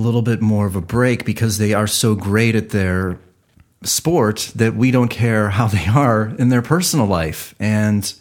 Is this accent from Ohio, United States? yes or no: yes; Cleveland, Ohio, United States; I'm from Cleveland